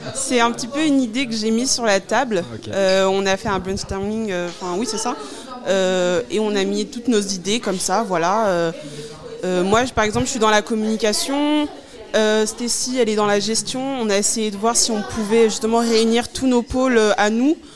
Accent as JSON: {"language": "French", "town": "Évreux", "region": "Normandy", "country": "France", "said": "Moi, pour ma part, je viens d'Evreux."}